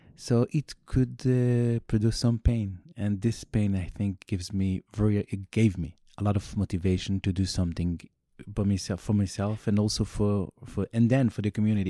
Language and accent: English; Jerusalem, Jerusalem District, Israel; first language Yiddish; English is a second language; I grew up in Meir Sharim